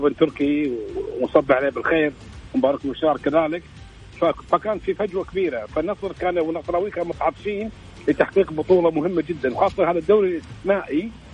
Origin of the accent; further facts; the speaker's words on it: Kuwait; عندنا في الكويت